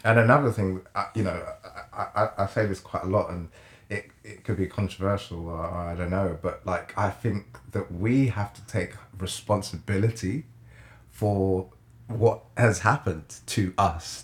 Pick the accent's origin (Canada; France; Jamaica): Jamaica; moved away; I'm from Jamaica